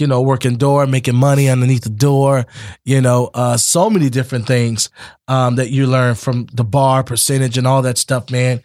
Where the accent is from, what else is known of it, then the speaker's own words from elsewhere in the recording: Immokalee, Florida, United States; also born or lived in Naples, Florida; I was raised in Immokalee, but born out of Naples Collier Hospital. But grew up in Immokalee all my life